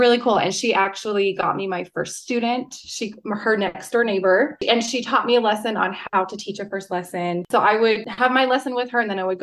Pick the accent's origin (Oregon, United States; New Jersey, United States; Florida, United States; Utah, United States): Utah, United States; I'm from Utah, born and raised here